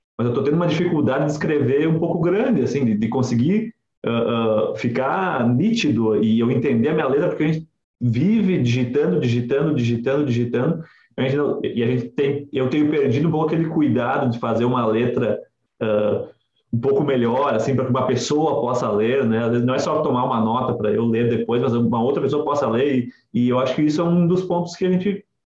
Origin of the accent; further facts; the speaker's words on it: Nova Prata, Rio Grande do Sul, Brazil; moved away as an adult; also born or lived in Porto Alegre / Santa Catarina; eu sou natural de Nova Prata e estudava em Porto Alegre e trabalhei alguns anos em Santa Catarina